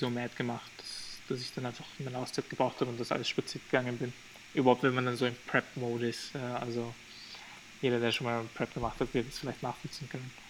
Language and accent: German; Albania; Und wir sind ja aus Albanien, also muss, muss man sich halt vorstellen